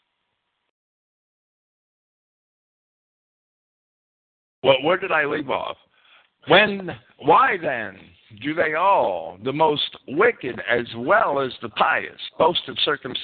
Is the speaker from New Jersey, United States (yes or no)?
yes; New Jersey, United States; I grew up in North Jersey and spent a lot of time in downtown Manhattan when I was a kid